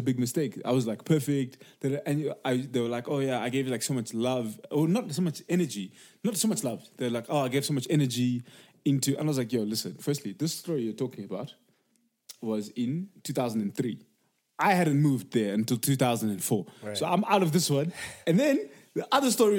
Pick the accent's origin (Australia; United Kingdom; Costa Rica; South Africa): South Africa; Cape Town, Western Cape; now in United States; We're in Cape Town, we're at Sea Point